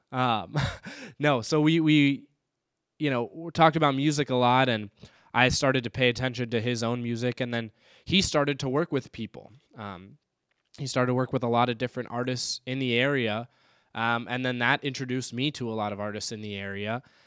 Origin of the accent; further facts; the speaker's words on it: Raleigh, North Carolina, United States; now in Saint Paul, United States; I am from Raleigh, North Carolina